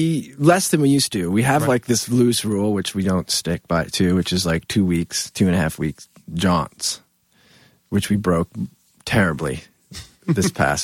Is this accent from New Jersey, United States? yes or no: yes; New Jersey, United States; I'm from New Jersey